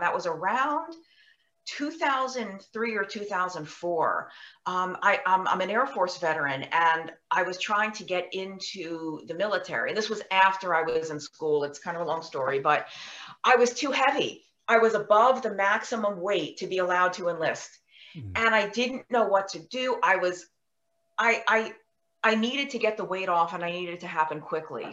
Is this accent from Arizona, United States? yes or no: no; New York, United States; I was born and raised in New York.